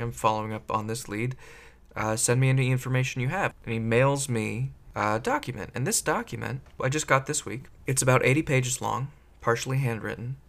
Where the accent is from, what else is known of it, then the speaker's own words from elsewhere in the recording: Silicon Valley, California, United States; I grew up in Silicon Valley area.